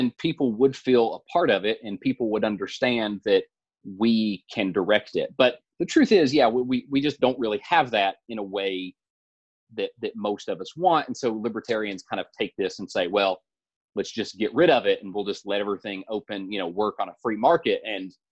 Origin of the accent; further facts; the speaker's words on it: the South, United States; growing up in the South, for a long time